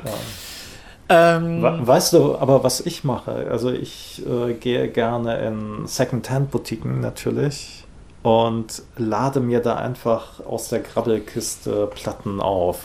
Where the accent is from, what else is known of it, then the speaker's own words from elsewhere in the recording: Rhineland, Germany; ich bin im Rheinland aufgewachsen